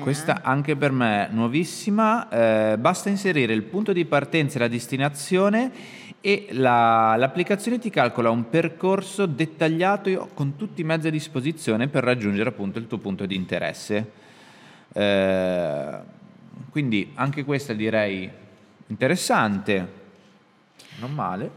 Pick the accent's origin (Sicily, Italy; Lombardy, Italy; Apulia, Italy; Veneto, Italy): Lombardy, Italy; Milan; noi siamo di Milano